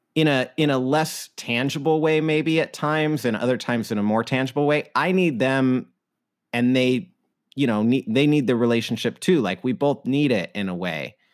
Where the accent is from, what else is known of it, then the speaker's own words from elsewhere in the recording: Idaho, United States; now in Seattle, United States; I grew up in Idaho